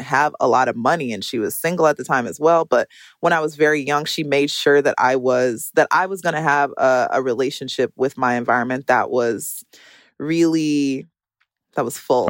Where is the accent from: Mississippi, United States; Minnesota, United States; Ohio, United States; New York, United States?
Minnesota, United States; Minneapolis; I grew up in Minneapolis, Minnesota